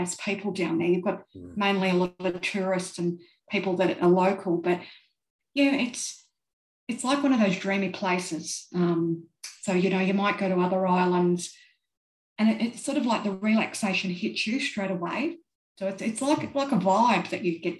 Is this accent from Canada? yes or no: no; Australia; accent: Australian; for me as an Australian, as you can tell by my accent